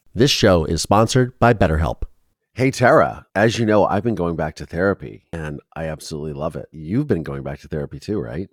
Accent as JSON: {"language": "English", "town": "Mansfield", "region": "Ohio", "country": "United States", "said": "I'm from Mansfield."}